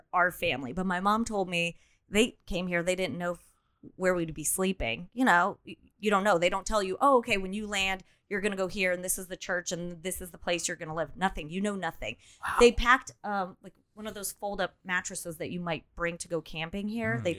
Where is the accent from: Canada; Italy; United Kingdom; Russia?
Russia; Izhevsk, Udmurt Republic; also born or lived in Baku, Azerbaijan / Ohio, United States; now in United States; I was 6 when we had to leave. And then we moved to another part of Russia called Izhevsk